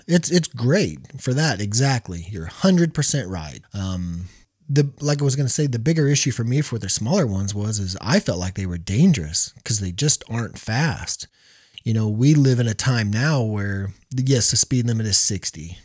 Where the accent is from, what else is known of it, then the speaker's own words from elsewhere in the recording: Missouri, United States; we're from Missouri.